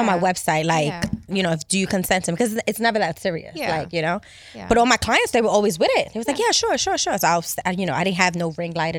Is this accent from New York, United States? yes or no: yes; New York City, New York, United States; I'm from Harlem. Harlem. Uptown, West Side.